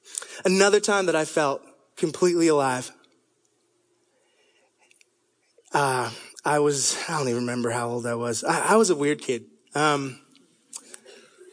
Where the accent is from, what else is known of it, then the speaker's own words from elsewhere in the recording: Toronto, Ontario, Canada; moved away; I was 3 years old, and I grew up in Toronto, Canada.